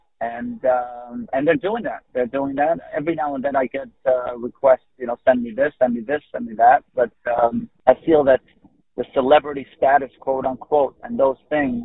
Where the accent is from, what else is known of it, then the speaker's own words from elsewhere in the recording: Israel; I was born in Israel